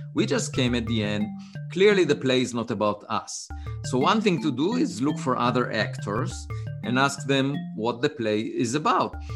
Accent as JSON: {"language": "English", "country": "Israel", "tie": "born or raised there", "second_language": "English", "moved": "as an adult", "said": "I was born in Israel, uh, on a farm"}